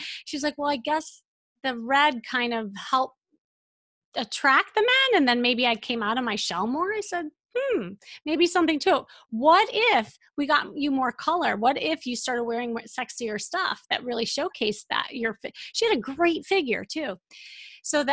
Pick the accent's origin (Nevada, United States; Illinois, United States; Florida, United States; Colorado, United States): Illinois, United States; Chicago; moved away; I'm from Chicago